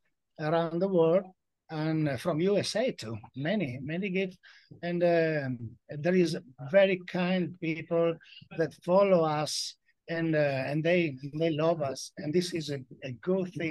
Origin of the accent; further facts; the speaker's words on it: Trieste, Friuli-Venezia Giulia, Italy; I'm from Trieste in Friuli Venezia Giulia